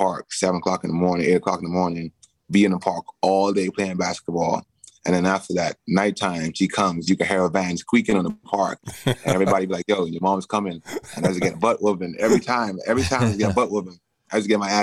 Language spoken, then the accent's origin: English; Bahamas; moved away; I grew up in the Bahamas.